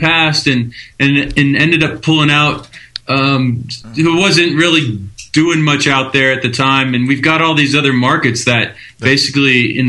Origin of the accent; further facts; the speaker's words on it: Germany; I grew up in Germany.